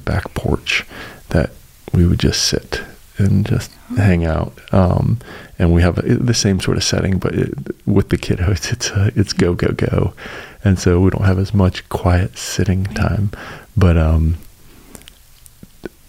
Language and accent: English; Colorado, United States; now in Chattanooga, United States; I'm from Colorado originally